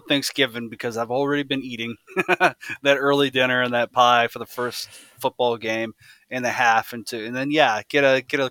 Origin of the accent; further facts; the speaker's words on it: United States; I'm an American